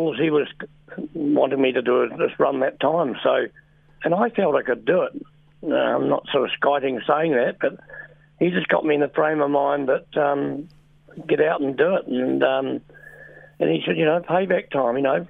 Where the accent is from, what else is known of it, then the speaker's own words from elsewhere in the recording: New Zealand; being a Kiwi